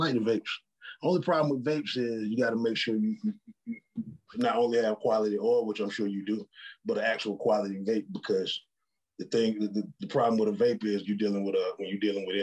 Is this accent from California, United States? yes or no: no; Atlanta, Georgia, United States; I'm from Southwest Atlanta